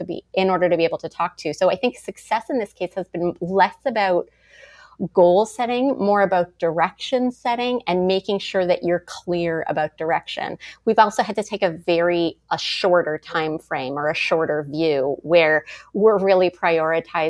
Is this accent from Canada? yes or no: yes; Montreal, Quebec, Canada; moved away as an adult; also born or lived in Toronto; I moved to Toronto from Montreal at 19 to go to acting school